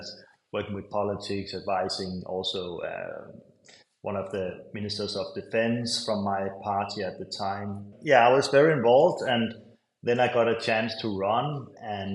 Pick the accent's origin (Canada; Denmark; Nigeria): Denmark; Capital Region of Denmark; I grew up in Denmark, in a tiny island in the Baltic Sea